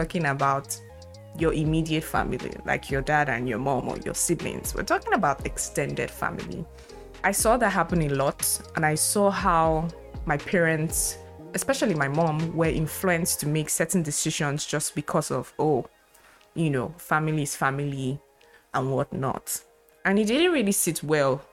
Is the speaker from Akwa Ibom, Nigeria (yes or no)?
no; Lagos, Nigeria; I was born and brought up in Lagos, in very middle-class average family